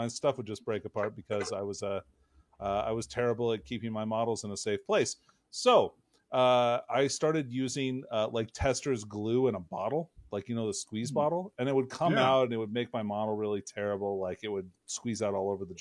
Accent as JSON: {"language": "English", "region": "Alaska", "country": "United States", "tie": "born or raised there", "said": "growing up in Alaska"}